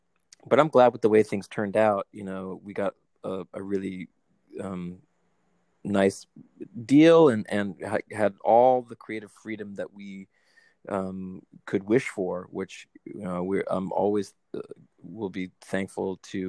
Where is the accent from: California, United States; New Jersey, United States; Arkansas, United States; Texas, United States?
California, United States; like growing up in Southern California